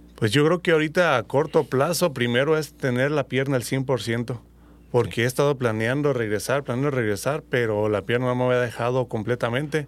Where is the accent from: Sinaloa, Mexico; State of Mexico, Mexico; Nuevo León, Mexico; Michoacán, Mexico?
Michoacán, Mexico; Uruapan; Soy nativo aquí de Uruapa, Michoacán